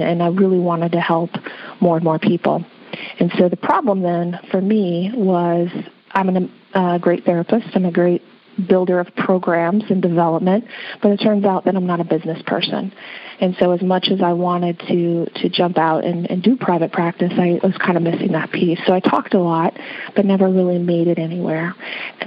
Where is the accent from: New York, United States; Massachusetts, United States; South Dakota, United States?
South Dakota, United States; working as an occupational therapist in my home state of South Dakota